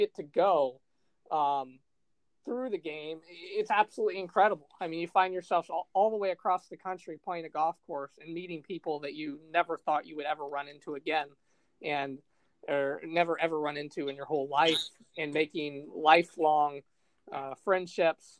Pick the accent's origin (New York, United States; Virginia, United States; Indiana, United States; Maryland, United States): Indiana, United States; Fort Wayne; I'm from Fort Wayne, Indiana